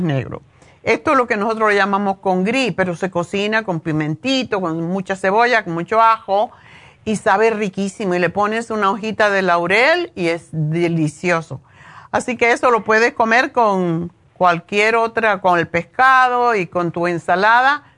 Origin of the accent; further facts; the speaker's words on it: Cuba; yo soy cubana